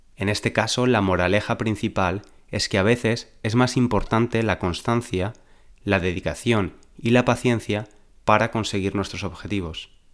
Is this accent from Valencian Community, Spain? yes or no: yes; Valencia, Valencian Community, Spain; moved away as an adult; now in London, United Kingdom; nací en Valencia, la tercera ciudad de España, vivo en Londres desde hace varios años